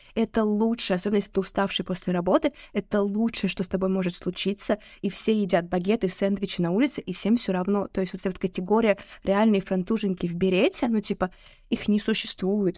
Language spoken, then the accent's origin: Russian; Saint Petersburg, Russia; давайте говорить как петербуржцы